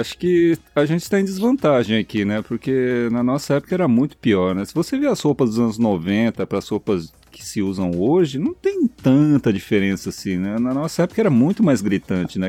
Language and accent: Portuguese; São Paulo, Brazil; Eu sou do estado de São Paulo